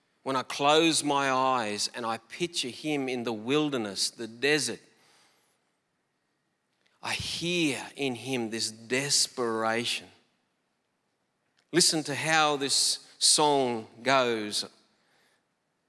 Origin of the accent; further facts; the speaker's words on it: Collarenebri, New South Wales, Australia; moved away; a small town in northwestern New South Wales called Collarenebri. I grew up in that town.